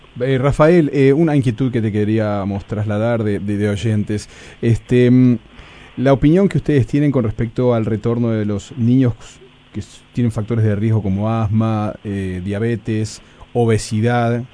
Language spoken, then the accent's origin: Spanish; Uruguay; la tarea del científico en nuestro país